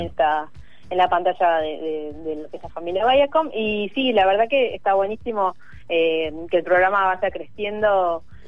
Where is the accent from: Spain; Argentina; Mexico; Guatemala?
Argentina; Carmen de Patagones; also born or lived in Río Negro; now in Buenos Aires, Argentina; yo soy de, de, de Patagones, de Río Neva, de Río Negro, y allá no llegaba nada